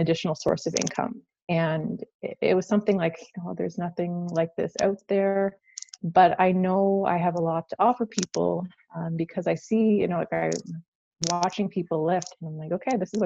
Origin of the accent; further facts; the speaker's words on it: Prince Edward Island, Canada; moved away as an adult; also born or lived in Alberta; I came from Prince Edward Island, which is a small island in Canada.